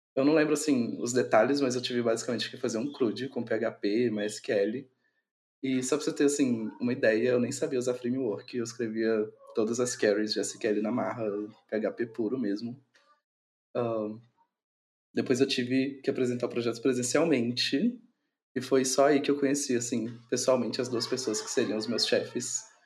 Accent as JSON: {"language": "Portuguese", "region": "Minas Gerais", "country": "Brazil", "tie": "born or raised there", "said": "eu sou natural de Minas Gerais"}